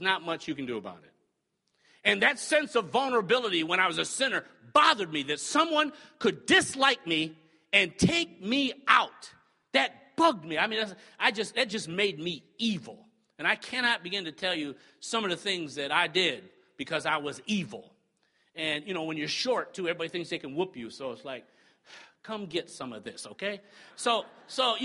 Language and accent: English; the North, United States; moved away; I'm from the North, so I've been called a Yankee so many times since I got down here